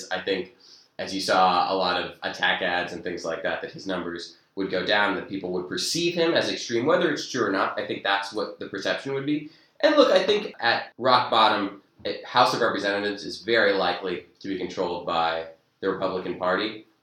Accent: Virginia, United States; moved away as an adult; now in Oxford, United Kingdom; I'm from uh, Virginia, and I'm doing a PPE here at Oxford and also involved in Democrats Abroad.

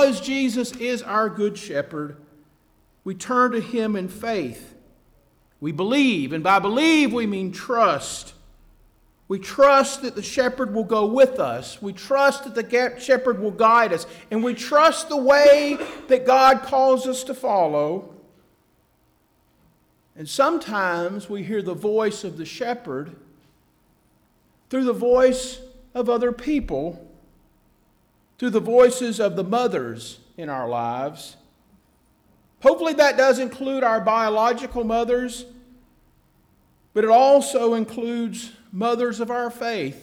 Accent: Atlanta, Georgia, United States; my hometown of Atlanta

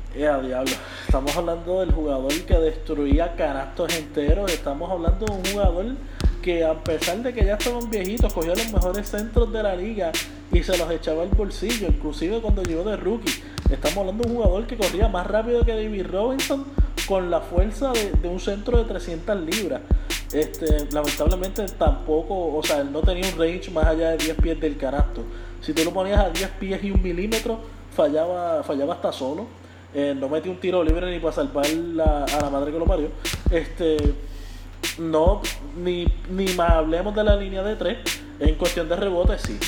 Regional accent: Puerto Rico; como puertorriqueños

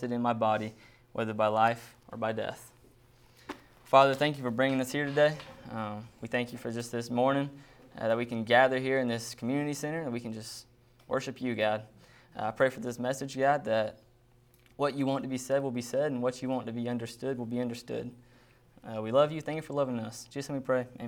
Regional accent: Fayetteville, Georgia, United States; I grew up in Fayetteville, Georgia. It's about an hour south of Atlanta, so lived there pretty much my whole life

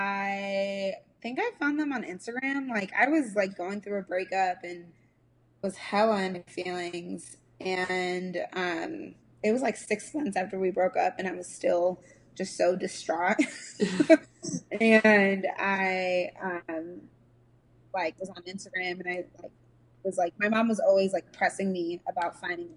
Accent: Nigeria; I grew up like in the church, and I'm Nigerian, so I grew up in a Nigerian church

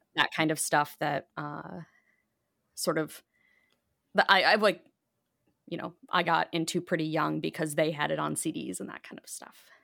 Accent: Bolingbrook, Illinois, United States; I grew up in Bolingbrook, which is a southwest suburb.

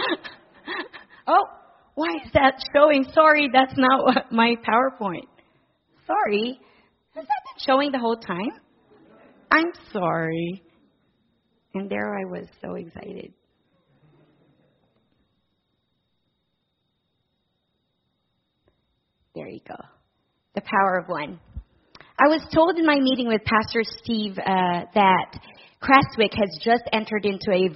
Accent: Philippines; moved away as an adult; now in Guelph, Canada; I was born and raised in the Philippines

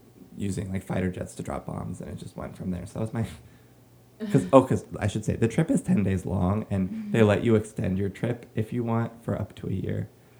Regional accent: United States; as an American Jew and artist

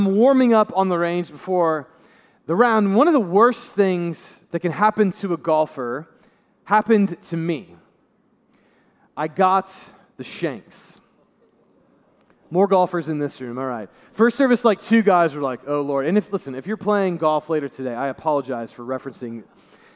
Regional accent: Brownsburg, Indiana, United States; I'm from Brownsburg, Indiana, downstate a little bit from here.

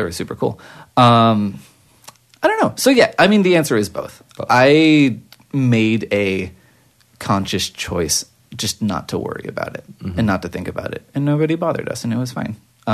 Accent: Anaheim, California, United States; I grew up in Anaheim

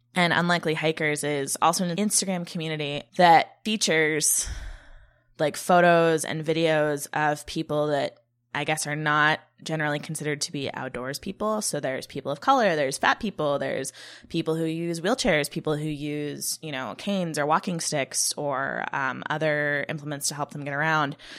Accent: Lake Tahoe, California, United States; I grew up in Tahoe, which is a skiing town

